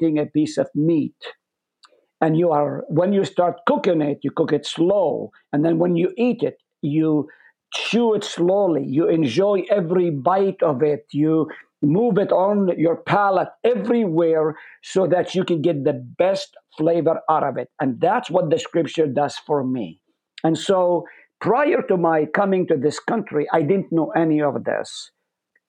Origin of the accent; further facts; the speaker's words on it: Israel; English is a second language; moved away as an adult; also born or lived in Nazareth; now in United States; I was born in Nazareth. I grew up in a Palestinian home, lived on the slopes of Mount Carmel